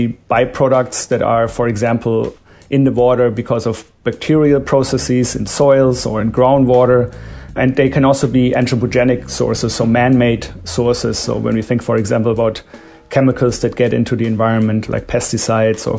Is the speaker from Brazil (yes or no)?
no; Germany; now in United States; I'm from Germany